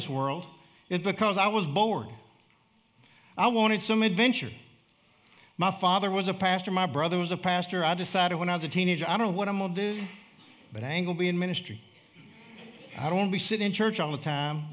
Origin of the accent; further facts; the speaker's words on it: Charlotte, North Carolina, United States; moved away; also born or lived in South Africa; I'm from Charlotte, North Carolina.